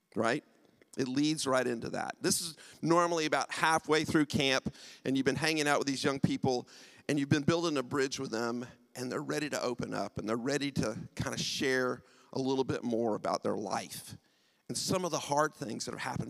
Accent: United States; accent: American; moved away as an adult; also born or lived in United Kingdom; now in St Albans, United Kingdom; I'm from the U.S. My wife and I moved to the U.K. 23 years ago. Haven't lost the accent at all

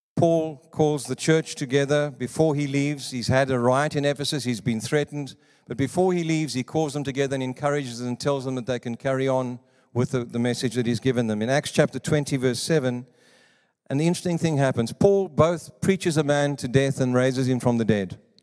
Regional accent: South Africa; moved away; also born or lived in Johannesburg / Cape Province; I come from South Africa

